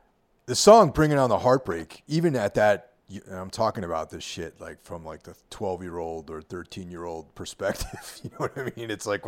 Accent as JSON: {"language": "English", "region": "outside of New York City", "country": "United States", "tie": "born or raised there", "said": "I grew up in outside of New York City"}